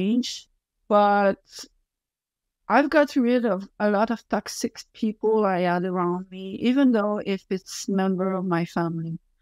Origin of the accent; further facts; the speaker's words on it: Quebec, Canada; accent: French; English is a second language; French accent and I don't speak as fast as I would like, because English is not my main language.